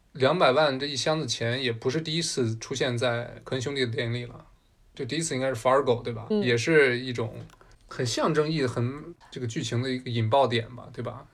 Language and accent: Chinese; China; 身为中国人，咱们这个年纪二十多岁